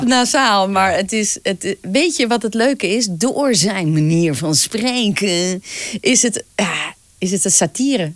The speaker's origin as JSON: {"language": "Dutch", "region": "North Brabant", "country": "Netherlands", "also_born_or_lived": "Twente", "accent": "Brabants", "moved": "yes", "said": "in Brabant, waar ik vandaan kom"}